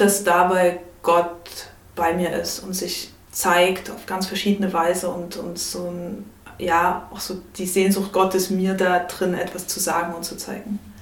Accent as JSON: {"language": "German", "town": "Chemnitz", "region": "Saxony", "country": "Germany", "tie": "born or raised there", "lives_now": "Leipzig, Germany", "said": "bin in Chemnitz aufgewachsen und habe dann auch in Leipzig studiert"}